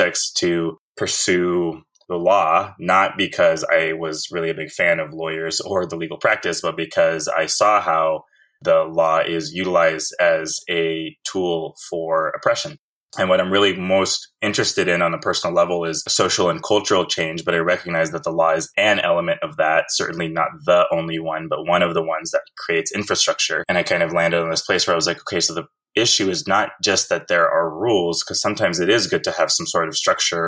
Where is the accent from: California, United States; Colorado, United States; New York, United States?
California, United States; Fresno; now in Berkeley, United States; I was actually born and raised in Fresno in the Central Valley